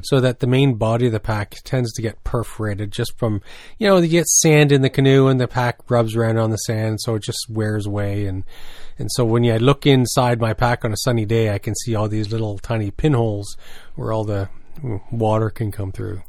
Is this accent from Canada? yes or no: yes; New Brunswick, Canada; growing up in New Brunswick